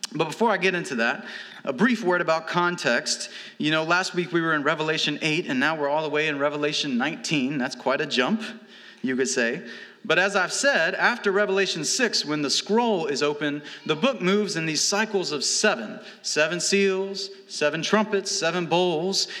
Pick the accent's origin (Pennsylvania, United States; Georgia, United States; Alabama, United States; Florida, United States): Alabama, United States; moved away; also born or lived in St. Louis; I'm from Alabama, we, we fry things.